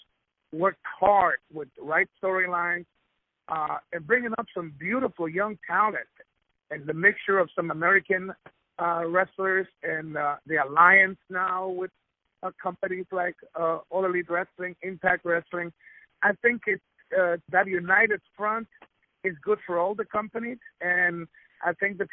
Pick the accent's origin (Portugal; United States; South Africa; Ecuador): Ecuador; I was born in Ecuador and I'm Spanish, as a Latino, I'm very proud.